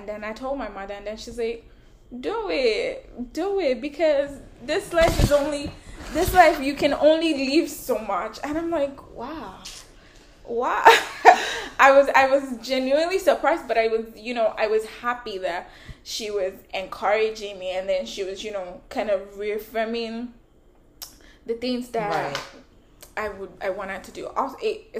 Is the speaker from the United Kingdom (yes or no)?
no; Nigeria; I'm Nigerian